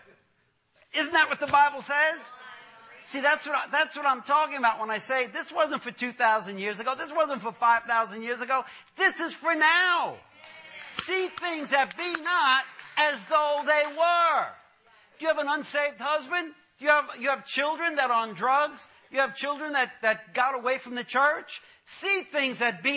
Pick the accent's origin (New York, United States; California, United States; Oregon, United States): New York, United States; when I was growing up in Brooklyn, I grew up in a tough neighborhood in Brooklyn, the Gowanus Projects.